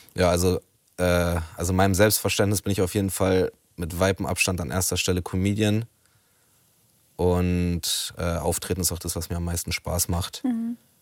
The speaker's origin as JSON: {"language": "German", "region": "Berlin", "country": "Germany", "tie": "born or raised there", "said": "ich komme aus Rudow in Neukölln"}